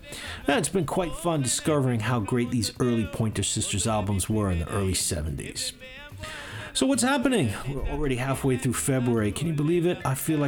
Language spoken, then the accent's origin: English; New York City, New York, United States; growing up in New York City